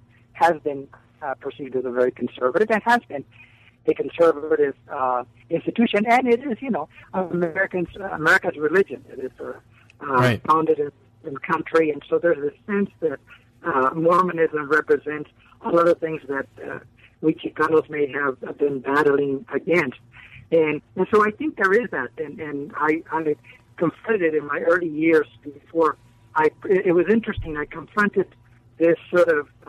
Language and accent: English; San Antonio, Texas, United States; And I grew up in San Antonio, Texas. I went to Sidney Lanier High School